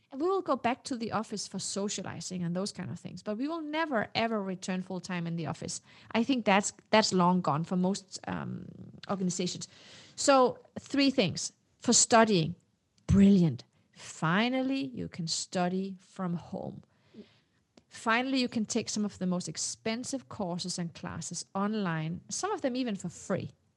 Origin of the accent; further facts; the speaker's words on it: Denmark; English is a second language; also born or lived in Morocco; I was not born in Denmark. I was born in Morocco. So I got my citizenship when I was four. So, you know, I grew up understanding that I was not part of the elite